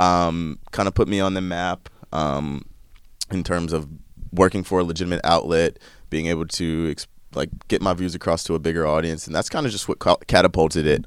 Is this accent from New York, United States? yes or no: no; Chapel Hill, North Carolina, United States; I was born and raised in North Carolina in Chapel Hill.